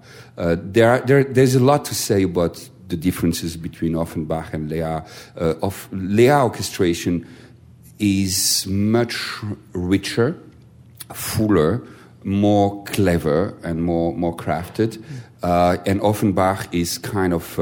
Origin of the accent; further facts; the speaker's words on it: Strasbourg, Grand Est, France; I was born in Strasbourg, as you know, and in Strasbourg, all the operetta repertoire was done in German. So I grew up with the Lustige Witwe